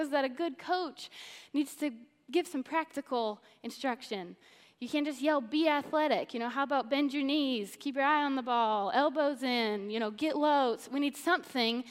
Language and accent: English; Missouri, United States; So I grew up in Missouri